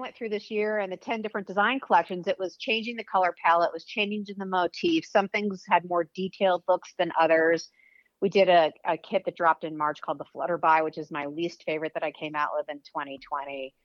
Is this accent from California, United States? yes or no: no; Weston, Massachusetts, United States; moved away as an adult; also born or lived in Los Angeles; Weston, Mass, is okay. where I grew up